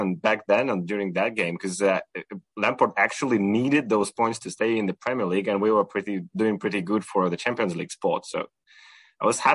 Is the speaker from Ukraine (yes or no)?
yes; Ukraine; moved away; I'm originally Ukrainian, and I was raised in Ukraine